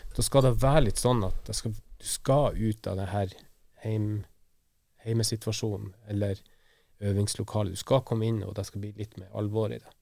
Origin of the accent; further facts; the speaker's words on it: Værøy, Nordland, Norway; moved away; heimplassen min, Værøy i Lofoten